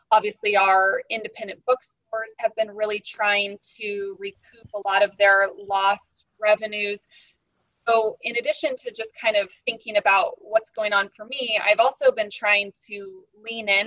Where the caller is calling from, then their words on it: St. Petersburg, Florida, United States; I'm tuning in from St. Petersburg, Florida, so quite the distance